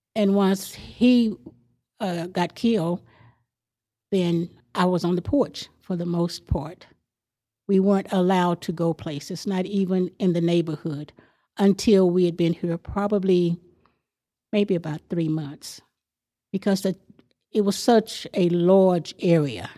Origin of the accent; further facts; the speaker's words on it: Amarillo, Texas, United States; also born or lived in a farm in the country; I lived, I grew up on Hill Street